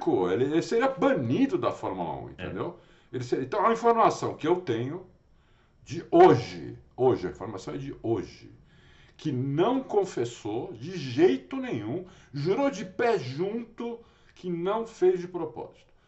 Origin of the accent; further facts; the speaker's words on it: Brazil; eu sou brasileiro